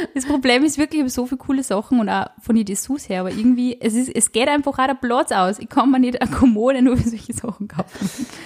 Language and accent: German; Upper Austria, Austria; Also ich bin aus Oberösterreich